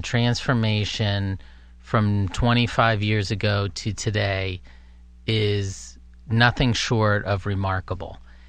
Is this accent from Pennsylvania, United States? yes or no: yes; Philadelphia, Pennsylvania, United States; moved away as an adult; also born or lived in Naples, Italy / California / New York; now in Pittsburgh, United States; I grew up in the Philly area. I lived in California. I actually came here, and this was 25 plus years ago.